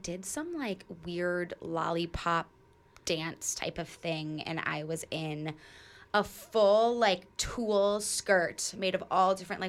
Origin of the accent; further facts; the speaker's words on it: Michigan, United States; moved away; But it was December, and I'm from Michigan.